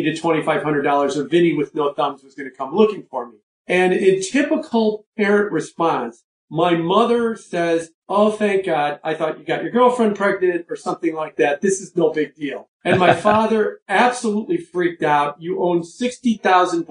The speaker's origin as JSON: {"language": "English", "town": "Chicago", "region": "Illinois", "country": "United States", "tie": "born or raised there", "also_born_or_lived": "New York", "said": "I grew up in Chicago. And I've been in Chicago, you know, other than for a couple of years when I lived in New York."}